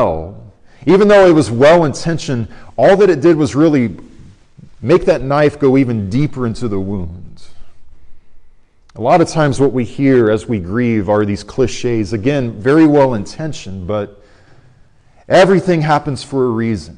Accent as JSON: {"language": "English", "region": "Arizona", "country": "United States", "tie": "born or raised there", "said": "my hometown college team at Arizona State."}